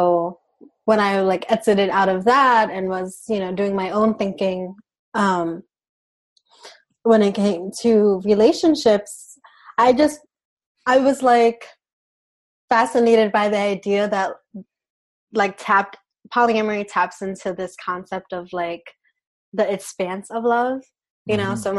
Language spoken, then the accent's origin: English; New York City, New York, United States; also born or lived in Puerto Rico / South Central Pennsylvania; now in Pennsylvania, United States; I'm from Brooklyn, New York, by way of Puerto Rico, but I live in South Central Pennsylvania right now